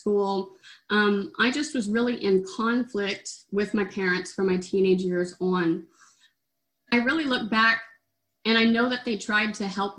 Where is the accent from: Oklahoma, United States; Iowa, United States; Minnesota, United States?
Oklahoma, United States; I grew up in Oklahoma